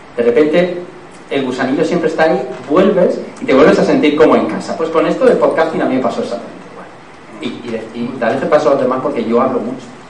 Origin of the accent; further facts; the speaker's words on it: Elche, Valencian Community, Spain; vivía al lado de una radio aquí en Elche, se llamaba Radio Llobelch, que luego estuvo aquí en el escorchador, pero estaba antes en, el barrio donde yo nací